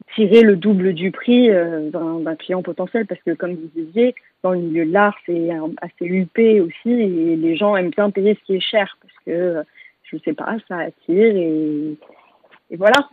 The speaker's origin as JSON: {"language": "French", "town": "Paris", "region": "Île-de-France", "country": "France", "tie": "born or raised there", "also_born_or_lived": "London", "said": "j'habite entre Paris et Londres, donc ma ville natale et ma ville de cœur"}